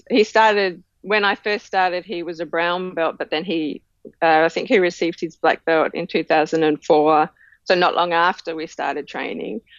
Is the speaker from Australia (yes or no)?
yes; Hobart, Tasmania, Australia; moved away as an adult; now in Melbourne, Australia; Okay, so I was born in Hobart and lived there most of my life.